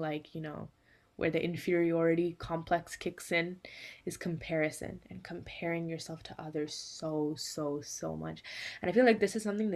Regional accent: California, United States; I am from California in the United States.

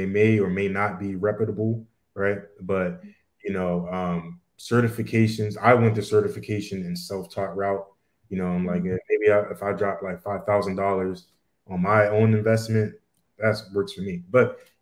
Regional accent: Bermuda; my family, we're all from Bermuda

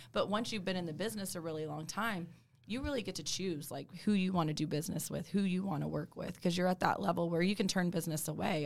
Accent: Dallas, Texas, United States; also born or lived in Alabama; I'm born and raised in Dallas

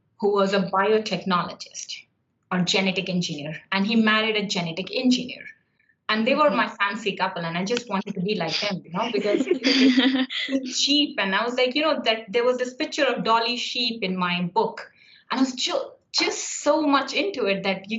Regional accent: India; moved away as an adult; also born or lived in Ireland; now in Limerick, Ireland; I come from India. I studied until master's in India

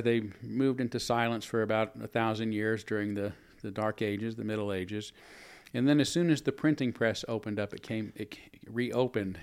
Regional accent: San Francisco, California, United States; also born or lived in Louisville, Kentucky; now in Spokane, United States; I was born in San Francisco, I grew up in the Bay Area

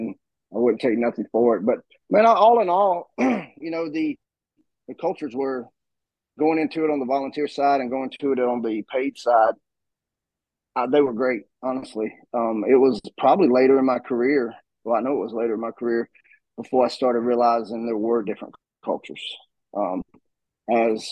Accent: right outside of Atlanta, in Gwinnett County, Georgia, United States; moved away as an adult; now in Northeast Georgia, United States; I was born and raised in right outside of Atlanta, Georgia, in Gwinnett County

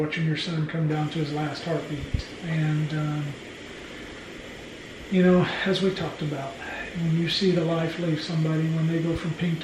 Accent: Oklahoma, United States; we're from Oklahoma

